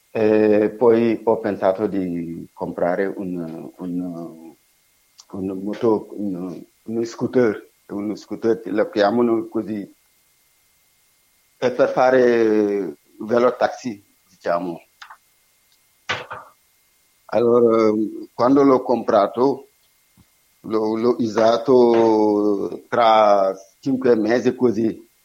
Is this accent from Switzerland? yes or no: no; Senegal; Italian is a second language; moved away as an adult; io mi, sono senegalese e lavoravo in Senegal come elettricista